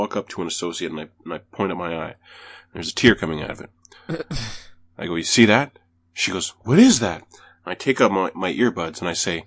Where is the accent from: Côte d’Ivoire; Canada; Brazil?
Canada; as a Canadian